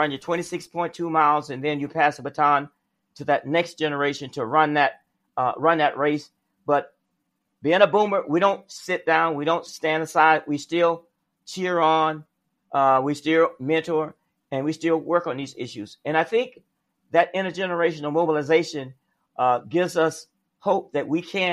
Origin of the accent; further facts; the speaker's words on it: South Alabama, United States; I grew up in the South, in South Alabama